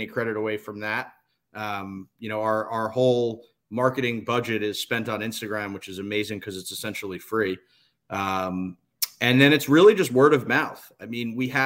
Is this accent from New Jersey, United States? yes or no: yes; Livingston, New Jersey, United States; I grew up in Livingston, New Jersey